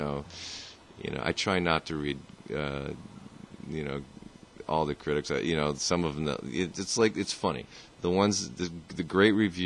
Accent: Vermont, United States; I grew up here in Vermont.

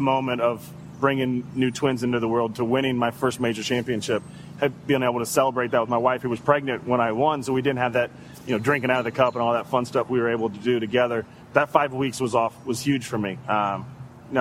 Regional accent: Topeka, Kansas, United States; I signed early to play basketball at Washburn University. It was in my hometown.

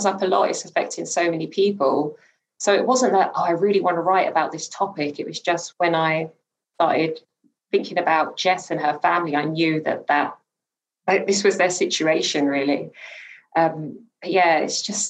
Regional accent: London, United Kingdom; also born or lived in Newham; I grew up in Hackney in particular

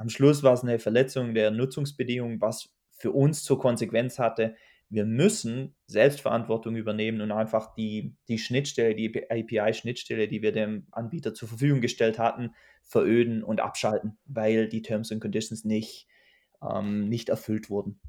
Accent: Germany; Ich sitze ja nicht umsonst als Deutscher in Deutschland

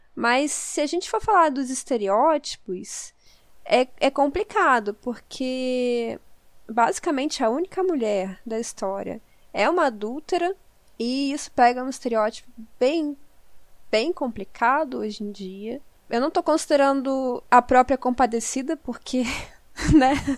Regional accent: Southeast, Brazil; Eu sou do Sudeste

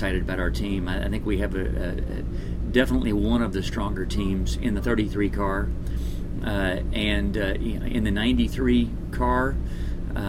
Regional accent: Texas, United States; I am from Texas

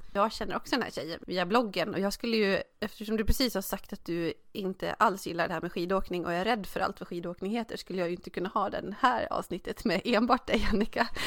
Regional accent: Dalarna County, Sweden; Jag kommer från Dalarna

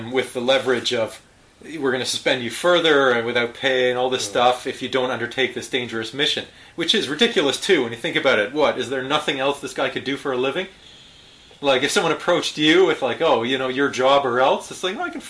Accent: Canada; as a Canadian.

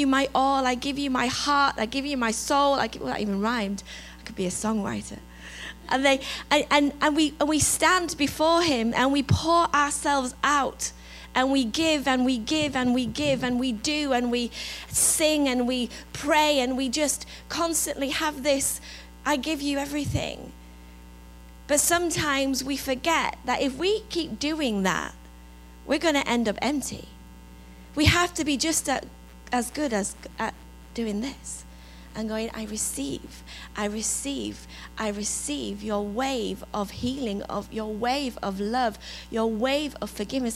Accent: England, United Kingdom; accent: English; moved away; my English accent

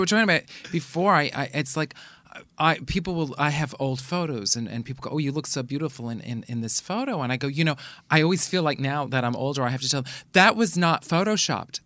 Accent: New York City, New York, United States; I grew up in the Bronx

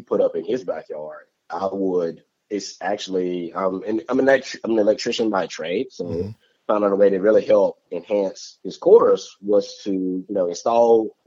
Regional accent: Tuscaloosa, Alabama, United States; right in my hometown

